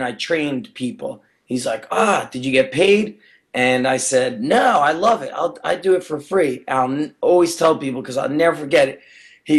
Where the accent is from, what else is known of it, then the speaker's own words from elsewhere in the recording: Edison, New Jersey, United States; I grew up in Edison and did my undergrad as a health and phys ed teacher and became a teacher in Edison.